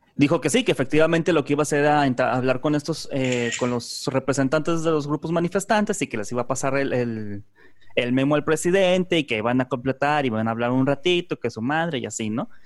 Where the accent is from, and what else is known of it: Mexico